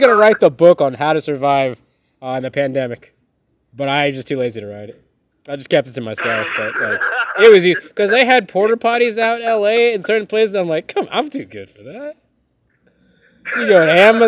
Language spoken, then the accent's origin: English; Central Florida, United States; growing up in Central Florida